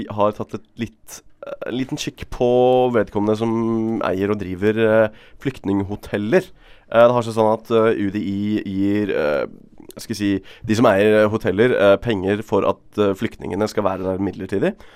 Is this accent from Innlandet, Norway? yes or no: no; Bergen, Vestland, Norway; Som bergenser